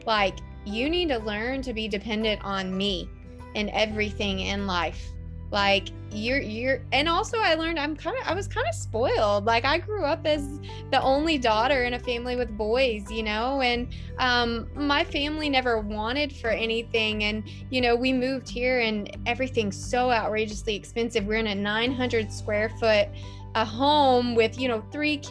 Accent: the South, United States; moved away as an adult; now in Toronto, Canada; I'm from the South

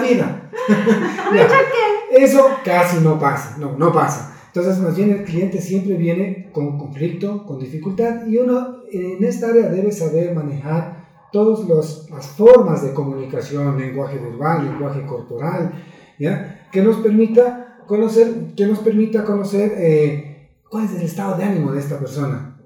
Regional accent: Ecuador

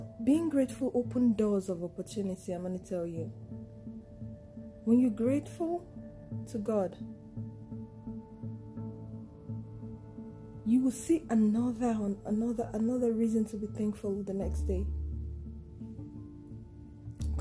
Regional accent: Nigeria; I'm a Nigerian and a Yoruba girl

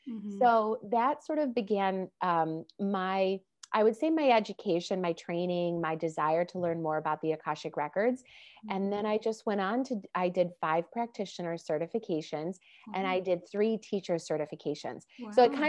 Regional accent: Chicago, Illinois, United States; now in Los Angeles, United States; I moved out to Los Angeles from Chicago. And when I did, I felt like I really had the permission to start exploring even deeper, you know, because I no longer was living with my parents.

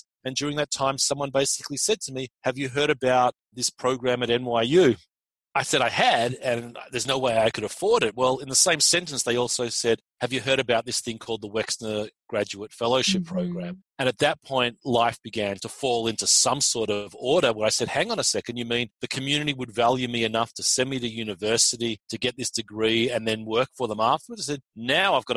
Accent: Australia; moved away as an adult; also born or lived in Israel; now in United States; I'm not from America originally. I was born and raised in Australia

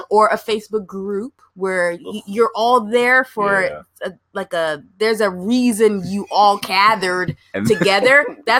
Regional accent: New Jersey, United States; But I'm from the East Coast, Jersey girl

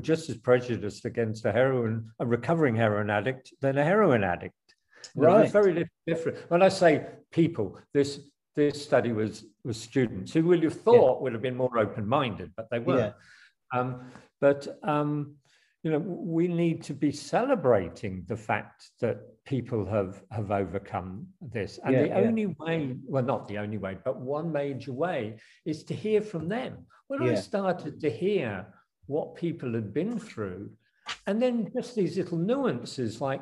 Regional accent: Australia; moved away; I was brought up in Australia and then came back 40 years later and met my old schoolmates

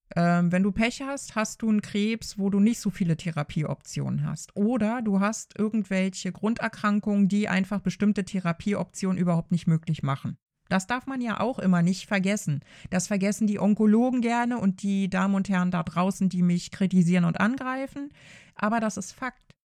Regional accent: Germany; bei uns in Deutschland

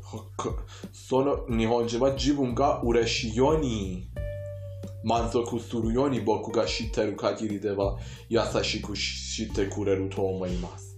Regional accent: Iran; Japanese is a second language; イランで学習った日本語

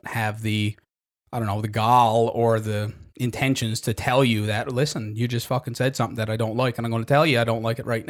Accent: Happy Valley-Goose Bay, Newfoundland and Labrador, Canada; I'm from Goose Bay

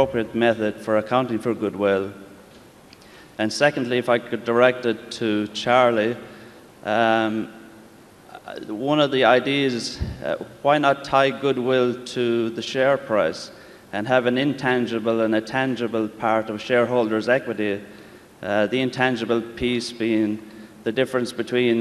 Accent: County Kerry, Munster, Ireland; I come from County Kerry in Ireland

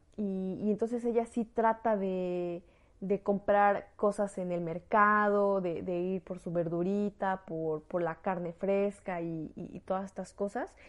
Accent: Mexico; moved away as an adult; now in France; soy una mexicana en el extranjero

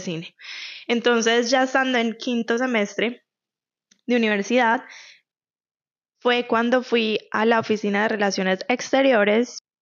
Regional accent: Medellín, Antioquia, Colombia; moved away as an adult; now in Canada; yo soy de Medellín

